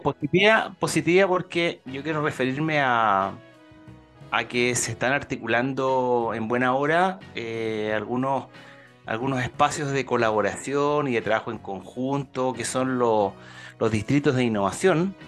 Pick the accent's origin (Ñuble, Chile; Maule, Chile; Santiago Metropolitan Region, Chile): Ñuble, Chile; la región de Ñuble, ¿ah? ahí mi tierra natal